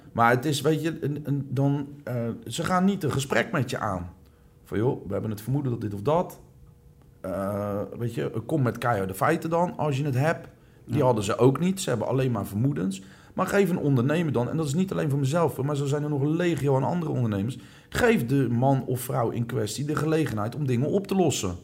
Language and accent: Dutch; Rotterdam, South Holland, Netherlands; also born or lived in Breda; ik ben echt een Rotterdammer